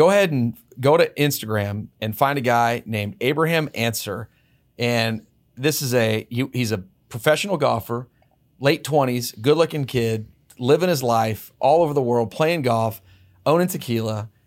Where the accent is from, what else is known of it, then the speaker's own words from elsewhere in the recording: Texas, United States; Dude, I'm a Texican.